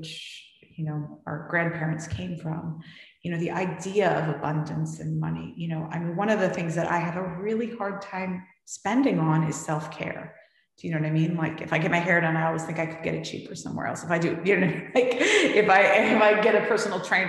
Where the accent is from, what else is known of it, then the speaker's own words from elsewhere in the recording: San Francisco, California, United States; moved away as an adult; also born or lived in New York; I had this life, you know, in San Francisco where, you know, everyone kind of knew me